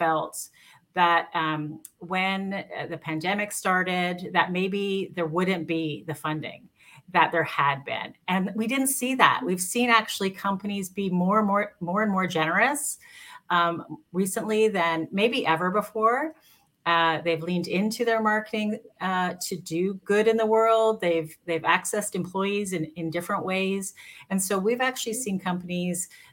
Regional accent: Canada; I'm Canadian. I'm based in Canada

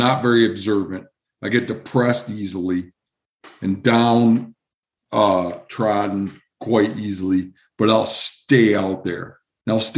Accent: Michigan, United States; moved away as an adult; I grew up in Michigan

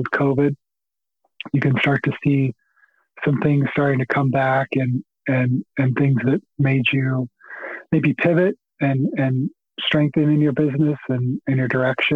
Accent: Hereford, Texas, United States; I grew up in in the panhandle of Texas

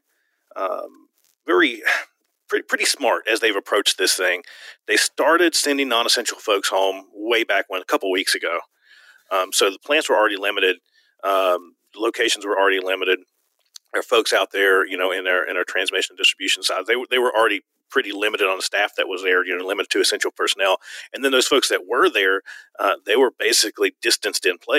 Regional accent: Virginia, United States; now in Arizona, United States; I'm from Virginia originally

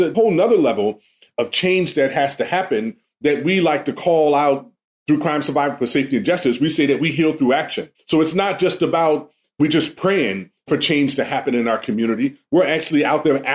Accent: Los Angeles, California, United States; I grew up in the Jordan-Down housing projects in Watts

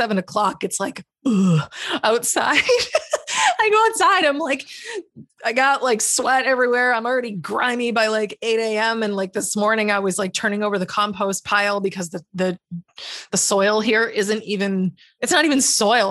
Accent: Massachusetts, United States; also born or lived in Hawaii; now in Florida, United States; I'm from Massachusetts. Originally, I lived in Hawaii for a little while and then I moved here.

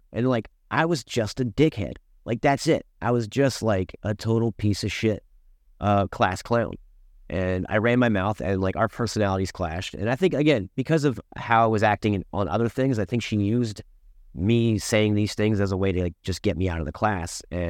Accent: Maryland, United States; I'm originally from Prince George's County, Maryland, PG County, just outside University of Maryland is where I grew up.

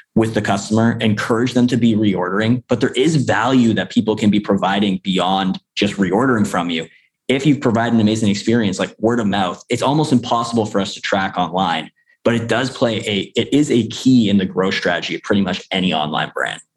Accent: Canada; I'm I'm actually from Canada

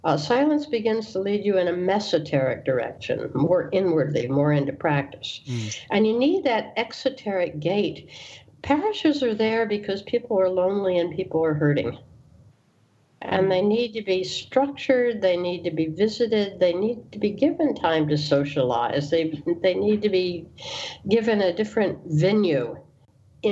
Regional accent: the North, United States; being a Northerner by birth and by persuasion, although I have Southern lineage

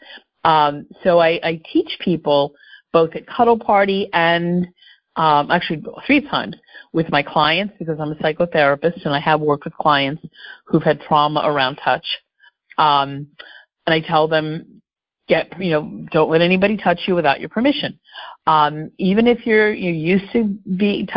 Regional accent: Philadelphia, Pennsylvania, United States; also born or lived in Homestead, Florida / Bucks County, Pennsylvania; I grew up in the Philadelphia area, so this still feels like home

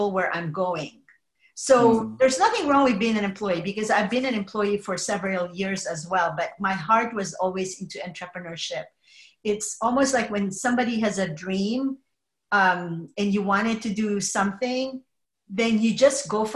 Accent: Philippines; moved away as an adult; also born or lived in New Jersey / Oregon / Denver, Colorado; now in California, United States; I was actually born and raised in the Philippines

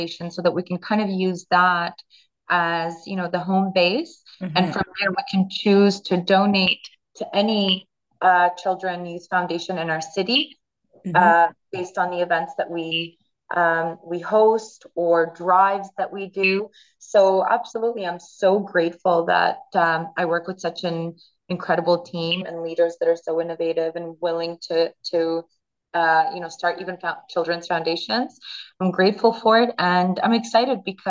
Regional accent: Ottawa, Ontario, Canada; as a Canadian and as somebody that grew up in Ottawa

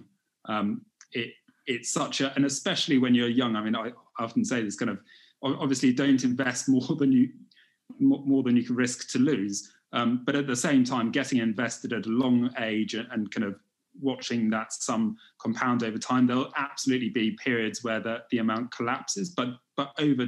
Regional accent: United Kingdom; also born or lived in China; I'm from Great Britain. I live in London

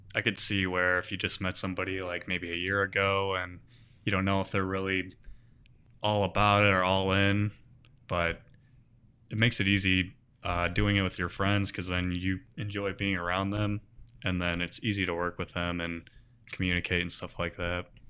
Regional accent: Bad Axe, Michigan, United States; born or raised there

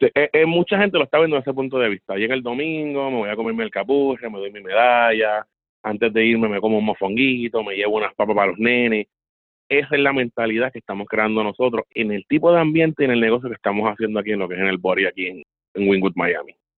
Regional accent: Puerto Rico; moved away as an adult; now in South Florida, United States; regresar a la isla

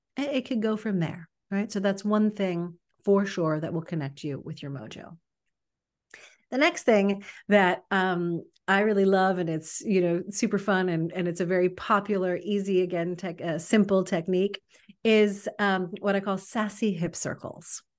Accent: New York City, New York, United States; now in Los Angeles, United States; I'm from New York City originally. Now I, I've lived in Los Angeles a long time

